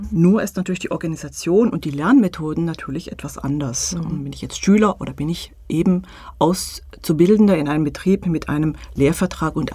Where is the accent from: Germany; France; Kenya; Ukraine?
France; Äh, man kann äh, bei uns in Frankreich eine Lehre machen, auch wenn man Ingenieur werden will.